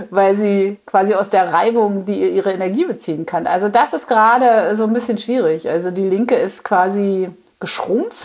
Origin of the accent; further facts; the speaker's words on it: the East, East Germany, Germany; ich komme ja aus dem Osten